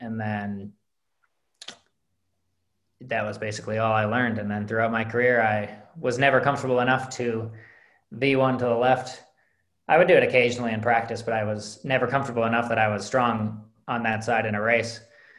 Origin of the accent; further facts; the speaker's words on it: Midwest, United States; One of the benefits of growing up in the Midwest is that the Berkey is always out there for you.